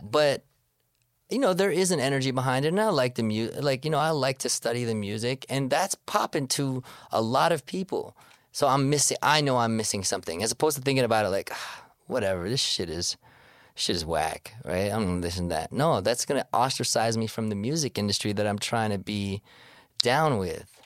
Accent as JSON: {"language": "English", "town": "Toronto", "region": "Ontario", "country": "Canada", "tie": "born or raised there", "said": "I'm from Scarborough. I was born in Sc, you know, that's where I grew up"}